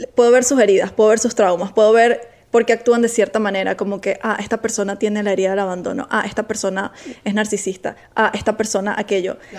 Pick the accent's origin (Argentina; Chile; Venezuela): Venezuela; now in Miami, United States